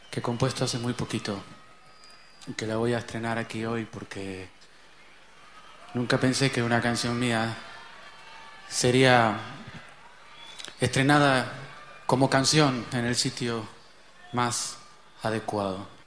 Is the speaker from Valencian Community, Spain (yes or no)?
no; Canary Islands, Spain; Como canario que soy